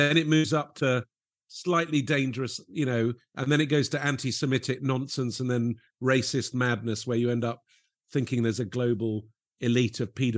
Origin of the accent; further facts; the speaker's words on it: Lebanon; And I grew up in Lebanon, where comedy was not really big on the agenda, and people I used to really admire were like travel writers.